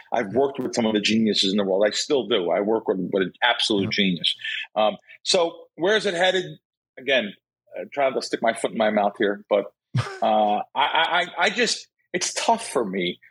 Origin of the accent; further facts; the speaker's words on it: New York City, New York, United States; moved away; I grew up in the Bronx